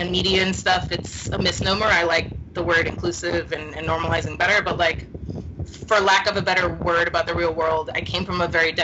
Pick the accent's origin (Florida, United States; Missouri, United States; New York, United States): New York, United States; New York City; I grew up in New York City. I grew up in the Lower East Side in Alphabet City